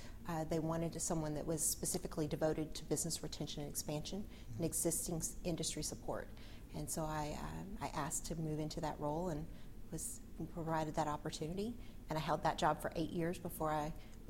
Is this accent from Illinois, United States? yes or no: no; Texas, United States; My backstory, I am originally from Southeast Texas. My dad was in the cable industry. Mm-hmm. We moved all around the state as a result of that.